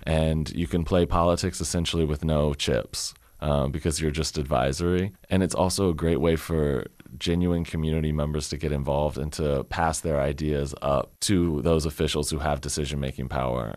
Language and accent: English; Richmond, Virginia, United States; moved away as an adult; also born or lived in Germany; I moved back to my hometown of Richmond in December after living in Germany for a year and a half